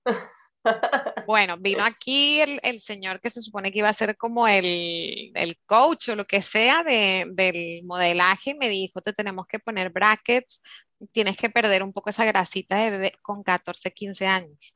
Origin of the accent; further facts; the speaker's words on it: Curaçao; moved away; also born or lived in Germany; mi hermano y yo pues nacimos en, en Alemania, entonces un poquito así de, de, los dos lados, pero sí que es cierto que yo me crié en Curazao